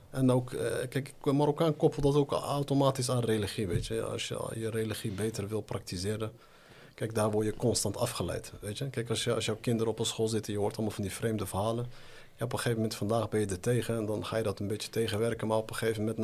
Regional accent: Netherlands; now in Morocco; toen ik daar in Nederland zat

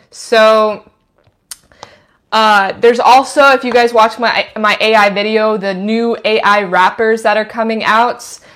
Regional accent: Idaho, United States; I'm from Idaho. I'm not from big cities

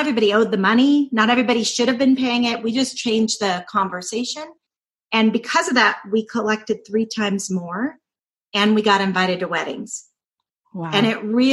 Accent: Doraville, Georgia, United States; accent: Southern; I was raised in Doraville, Georgia. So this is in the southern part of the United States

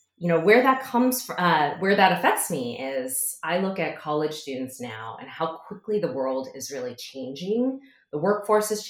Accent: Midwest, United States; I grew up in the Midwest, and my parents, I'm first generation Chinese American

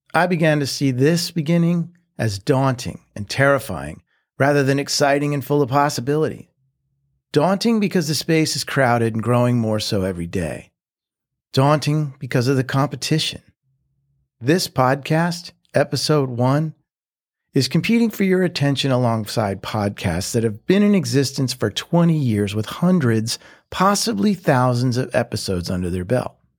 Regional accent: Philadelphia, Pennsylvania, United States; moved away as an adult; also born or lived in Nashville; now in Mexico; the growing up in Philly beginning

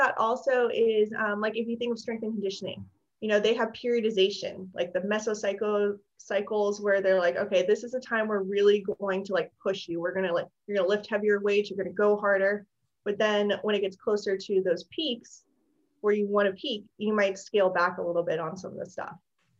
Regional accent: Hawaii, United States; born there; I was born in Hawaii, so I don't do cold weather.

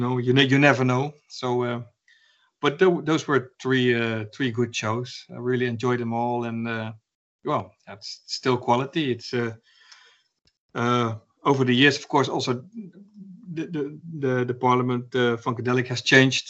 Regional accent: Arnhem, Gelderland, Netherlands; my hometown, Arnhem

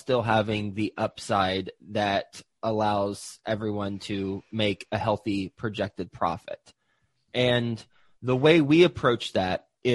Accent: Fort Worth, Texas, United States; also born or lived in Flint, Michigan / Houston, Texas; I was born in Flint, Michigan, but my family moved from Flint, Michigan to Houston, actually. And then we moved to Fort Worth, Texas, where I grew up for most of my life.

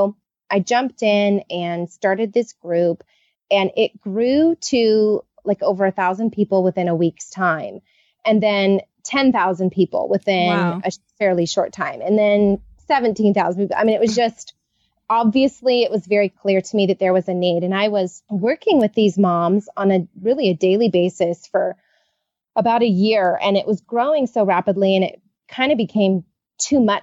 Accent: California, United States; I am a Californian born and raised

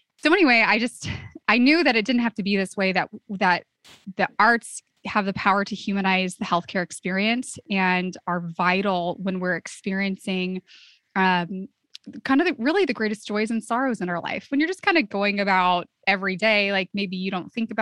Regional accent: Santa Cruz, California, United States; my hometown

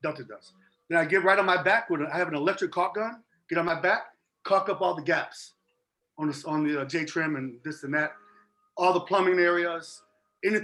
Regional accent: Chicago, Illinois, United States; now in Arizona, United States; I'm from Chicago originally, and I'm like hardcore Chicago.

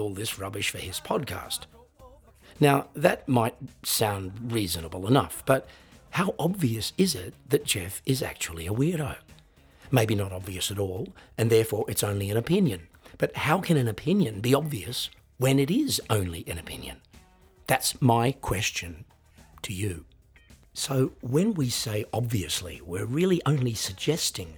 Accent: Australia; I'm an Australian singer-songwriter and piano entertainer

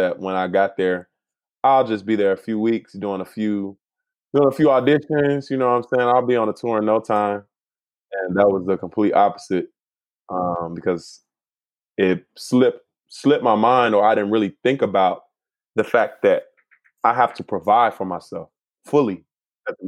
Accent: Chicago, Illinois, United States; moved away as an adult; also born or lived in Philadelphia; now in California, United States; I'm from Chicago

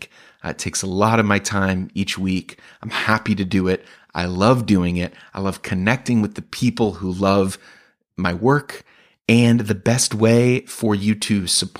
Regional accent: Chicago, Illinois, United States; I am a comedian from Chicago

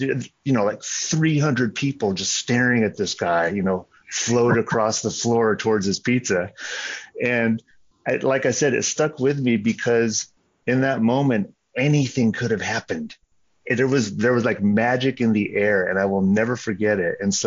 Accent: San Jose, California, United States; moved away as an adult; also born or lived in Bloomington, Indiana / Chicago area / Ann Arbor, Michigan / Oregon; now in Boise, United States; I grew up in San Jose, California

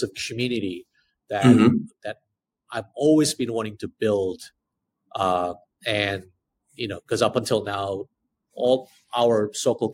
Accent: South Korea; as an Asian person, you know, who spent child growing up in Korea, under the Korean education system

